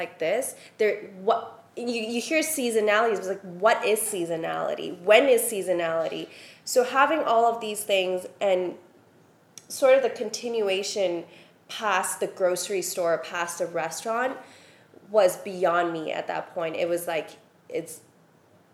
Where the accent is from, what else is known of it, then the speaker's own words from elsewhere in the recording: Hong Kong; moved away as an adult; also born or lived in Shanghai / Paris; we grew up in Hong Kong together, but I moved to Shanghai and Paris